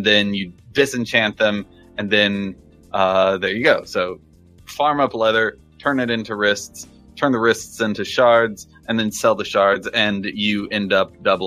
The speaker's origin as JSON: {"language": "English", "region": "Texas", "country": "United States", "tie": "born or raised there", "said": "I was born in Texas"}